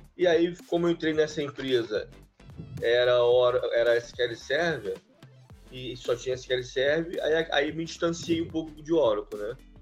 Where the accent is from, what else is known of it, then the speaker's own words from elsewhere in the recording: Duque de Caxias, Rio de Janeiro, Brazil; eu sou do Rio de Janeiro, né? É, município do de Caxias